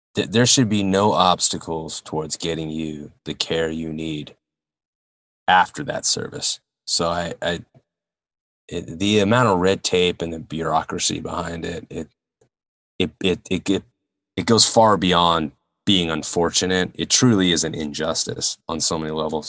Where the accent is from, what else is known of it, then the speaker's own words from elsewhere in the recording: Northern California, United States; Growing up in Northern Calif-, C, California where I did, I lived near a, a town called Colma